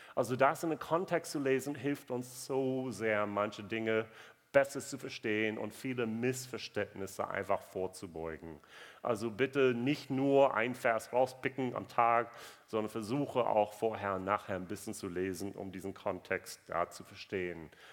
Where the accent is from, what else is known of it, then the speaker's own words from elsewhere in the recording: United States; German is a second language; moved away; ich bin Amerikaner